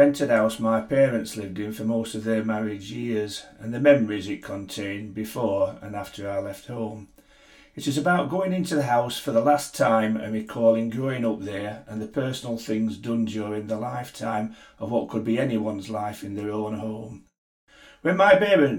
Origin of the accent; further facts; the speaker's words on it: Sheffield, Yorkshire and the Humber, United Kingdom; now in Scotland, United Kingdom; I'm now based in a little village in Scotland, but I'm originally from Sheffield in England